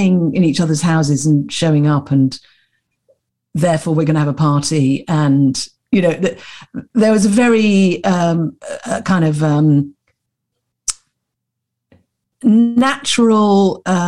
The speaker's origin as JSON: {"language": "English", "region": "London", "country": "United Kingdom", "tie": "born or raised there", "said": "I was born in Putney in London."}